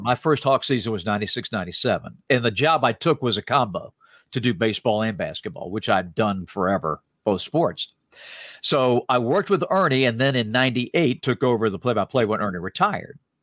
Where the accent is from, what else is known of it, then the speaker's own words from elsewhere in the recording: Salisbury, North Carolina, United States; my story growing up in Salisbury, North Carolina